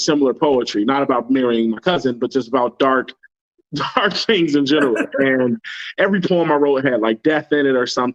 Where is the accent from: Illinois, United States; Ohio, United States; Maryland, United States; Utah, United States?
Illinois, United States; Chicago; also born or lived in Inglewood; I grew up in the worst hoods in Chicago